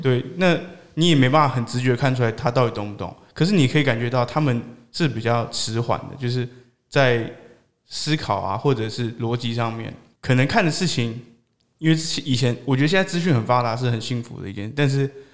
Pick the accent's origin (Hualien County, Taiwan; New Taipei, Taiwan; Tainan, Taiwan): Hualien County, Taiwan; Hualien; moved away; 我其实在花莲是长大的，就是我不是真的在偏乡里面长大